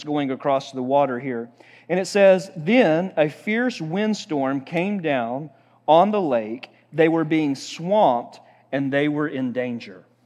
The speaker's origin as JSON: {"language": "English", "region": "Oklahoma", "country": "United States", "said": "we're from Oklahoma"}